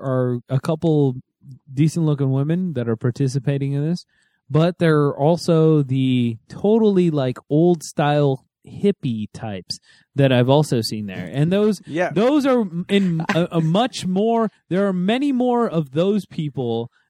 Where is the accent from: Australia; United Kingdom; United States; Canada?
United States; Los Angeles, California; I'm from LA.